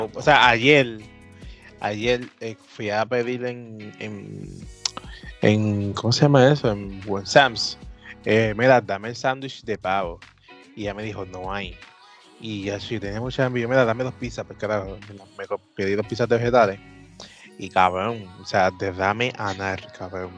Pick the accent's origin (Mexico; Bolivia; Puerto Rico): Puerto Rico